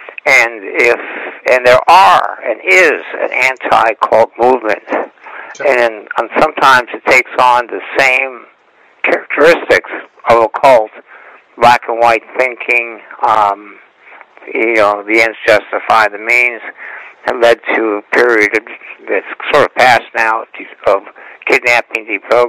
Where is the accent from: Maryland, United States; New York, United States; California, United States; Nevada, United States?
California, United States; Los Angeles; I grew up in West Los Angeles. I went to Hamilton High School.